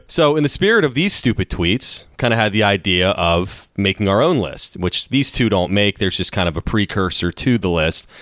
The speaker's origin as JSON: {"language": "English", "country": "United States", "said": "as an American, American"}